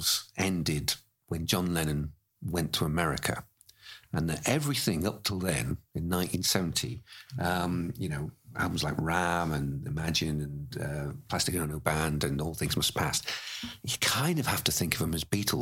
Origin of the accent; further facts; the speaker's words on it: United Kingdom; we're British.